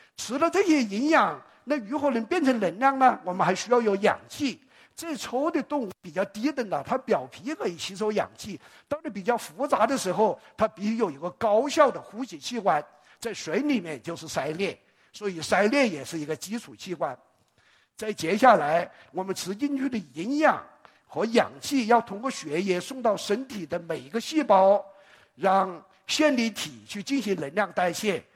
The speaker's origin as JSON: {"language": "Chinese", "country": "China", "said": "我们中国人很爱脸"}